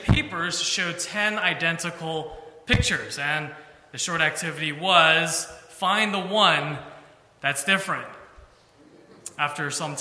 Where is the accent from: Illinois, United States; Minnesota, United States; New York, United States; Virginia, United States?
New York, United States; New York City; moved away as an adult; now in Philadelphia, United States; I am originally from New York City. That's where I was raised